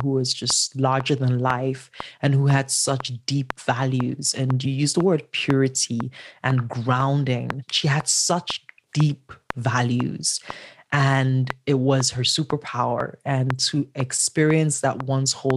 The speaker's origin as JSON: {"language": "English", "town": "Enugu", "region": "Enugu State", "country": "Nigeria", "tie": "born or raised there", "said": "Nigeria, born and raised in Enugu, which is a small town of 4 million"}